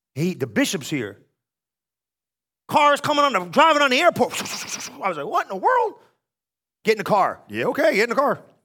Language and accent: English; New Jersey, United States; I'm from New Jersey. We don't do this